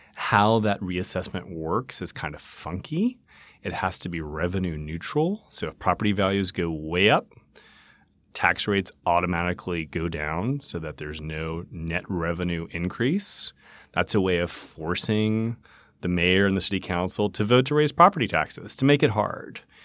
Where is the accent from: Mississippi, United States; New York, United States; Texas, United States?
Mississippi, United States; now in Nashville, United States; I was born in Nashville, but grew up in Mississippi